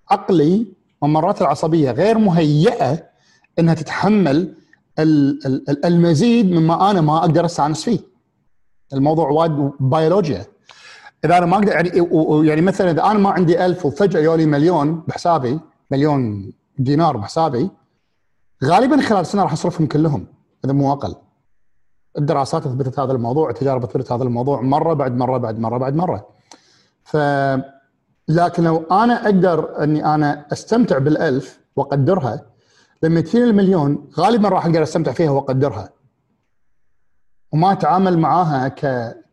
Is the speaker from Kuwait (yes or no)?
yes; Kuwait; also born or lived in England; لما رجعت من انجلترا انا عشت فتره حياتي في انجلترا ولما رديت كنت وايد قاعد لما رجعت الكويت كنت قاعد احاتي اروح لانجلترا مره ثانيه